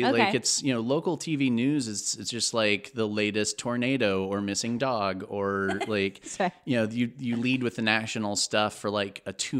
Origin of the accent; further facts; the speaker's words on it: Texas, United States; born there; No, I was born in Texas to a Baptist preacher and a television news anchor. And moved.